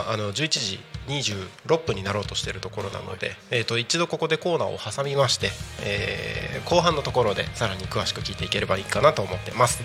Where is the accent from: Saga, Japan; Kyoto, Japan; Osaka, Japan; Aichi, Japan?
Aichi, Japan; moved away as an adult; also born or lived in Tokyo / Kanagawa; now in Saitama, Japan; 出身は愛知ですね